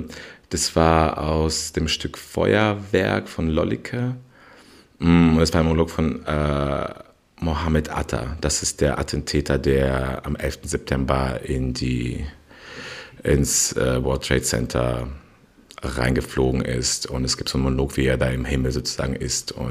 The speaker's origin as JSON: {"language": "German", "region": "Berlin", "country": "Germany", "tie": "born or raised there", "said": "vor allem auch Berlin natürlich, wo ich aufgewachsen bin, anderen Menschen gegenüber."}